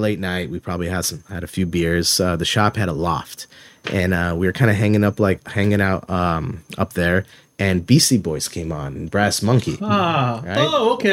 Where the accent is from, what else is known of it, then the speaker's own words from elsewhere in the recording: Coral Springs, Florida, United States; also born or lived in Montreal, Canada; pretty much grew up my entire life in Coral Springs